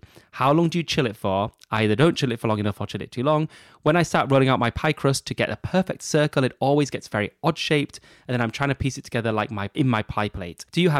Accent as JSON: {"language": "English", "region": "Texas", "country": "United States", "said": "I don't know if I'm saying that right, but anyway. And I'm from Texas and an elementary school teacher."}